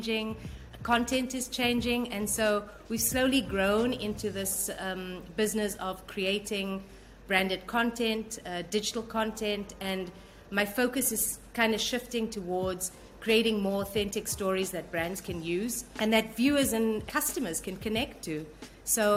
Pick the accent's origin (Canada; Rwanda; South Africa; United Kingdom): South Africa; moved away as an adult; now in Singapore; I was born in the 70s in South Africa, which was pretty much the height of apartheid